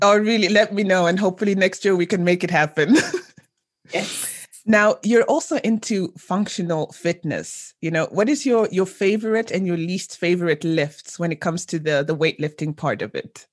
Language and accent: English; Zambia; my home country of Zambia